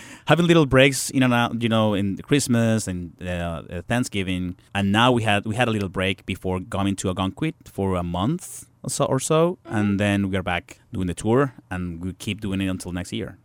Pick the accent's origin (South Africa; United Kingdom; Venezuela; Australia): Venezuela; English is a second language; moved away as an adult; now in New York, United States; I'm coming from Venezuela, from to United States, learning English because that was the reason that I moved to New York to New York to study English